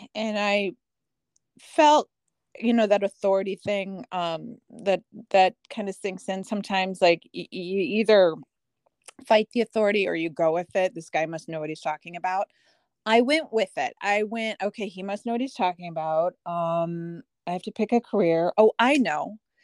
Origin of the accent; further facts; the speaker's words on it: Des Moines, Iowa, United States; moved away as an adult; also born or lived in Aurora, Illinois; now in LaGrange Park, United States; We didn't move to Des Moines till I was two and a half. So, overall, I was only in Des Moines seventeen years